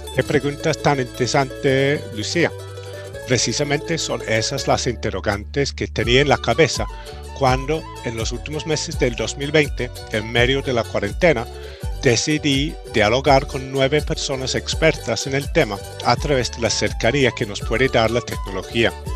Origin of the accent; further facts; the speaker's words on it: United Kingdom; moved away; sigo siendo yo también extranjero, británico, gringo.